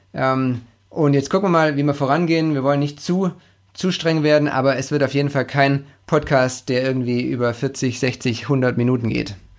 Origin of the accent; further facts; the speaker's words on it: Stuttgart, Baden-Württemberg, Germany; accent: Swabian; Ich bin gebürtiger Stuttgarter, äh, ein Schwabe